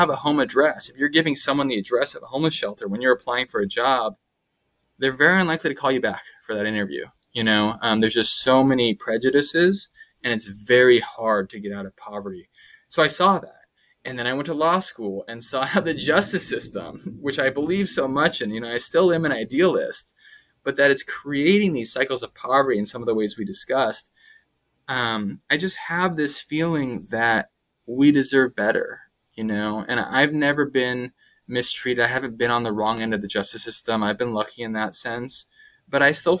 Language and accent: English; Sacramento, California, United States; moved away as an adult; also born or lived in Massachusetts; I grew up in Sacramento, but in a sort of suburban type of feel